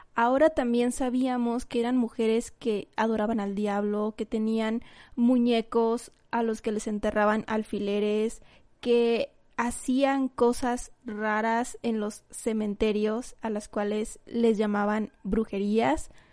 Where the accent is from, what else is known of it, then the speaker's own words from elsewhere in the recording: Mexico; aquí en, en mi país, aquí en México